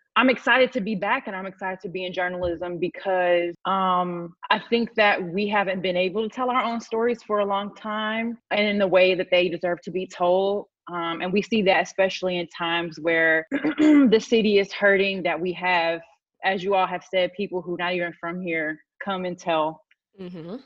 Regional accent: St. Louis, Missouri, United States; I'm from North City

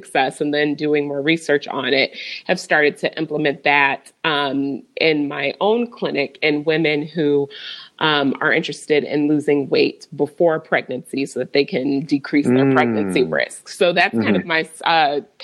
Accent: Michigan, United States; now in Overland Park, United States; I'm originally from Michigan

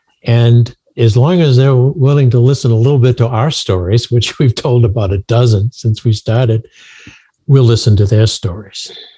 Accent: Portland, Maine, United States; when we were growing up in Maine, a long way from when you were growing up in Miami, we were in Portland, Maine. Can't get much further away and still be in the country.

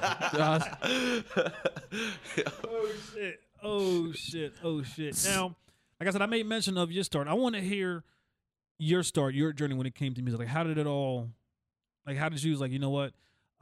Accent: Whitesboro, New Jersey, United States; I'm representing Whitesboro, New Jersey, Tennessee, off of Wildwood Ave

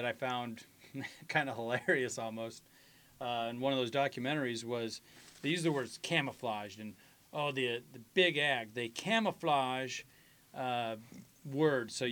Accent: Nebraska, United States; We're all from Nebraska, you know, the Midwest.

